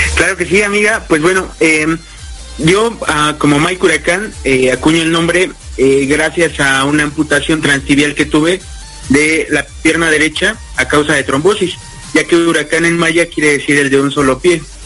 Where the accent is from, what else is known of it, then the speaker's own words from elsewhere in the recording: Mexico City, Mexico; soy originario de la Ciudad de México actualmente radico en la misma